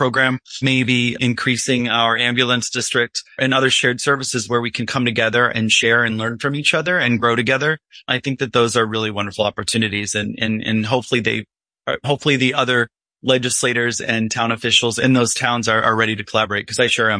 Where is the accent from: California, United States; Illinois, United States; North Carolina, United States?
Illinois, United States; also born or lived in New York City; now in Highland, United States; I came from Illinois and from via New York City and have lived up here for 18 years.